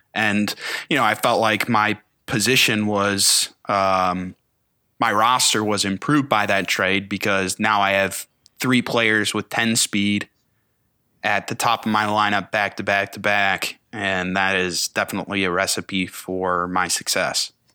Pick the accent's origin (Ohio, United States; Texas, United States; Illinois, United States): Ohio, United States; Cleveland; I grew up in Cleveland area as an Indians fan.